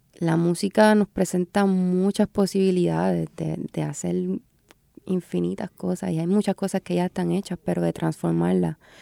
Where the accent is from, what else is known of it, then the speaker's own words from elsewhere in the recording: Puerto Rico; soy puertorriqueña, vivo en Puerto Rico y sé la que hay